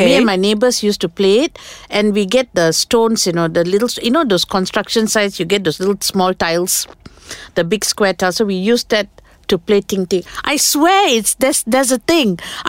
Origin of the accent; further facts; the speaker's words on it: Selangor, Malaysia; I'm from Selangor